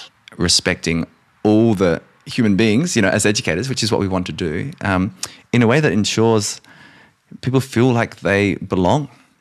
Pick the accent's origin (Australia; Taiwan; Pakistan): Australia; as a non-Indigenous man in Australia